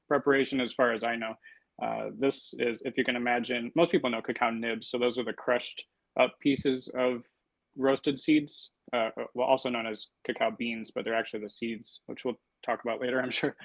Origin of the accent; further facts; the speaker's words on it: Detroit, Michigan, United States; moved away as an adult; also born or lived in California; now in Portland, United States; I'm actually from Detroit, Michigan originally